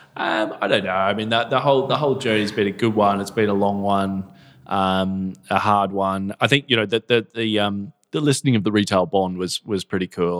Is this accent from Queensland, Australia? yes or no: yes; Gold Coast, Queensland, Australia; moved away as an adult; now in United Kingdom; I come from the Gold Coast in Australia, you know, grew up surfing